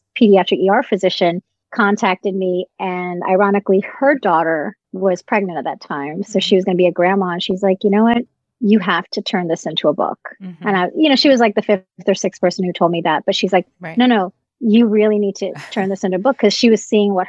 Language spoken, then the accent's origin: English; Virginia, United States; as well as Postpartum Support Virginia in my home state.